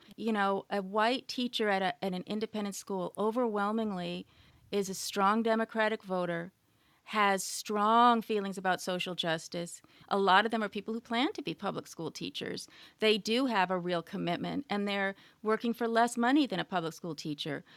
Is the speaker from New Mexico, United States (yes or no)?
no; California, United States; I grew up in California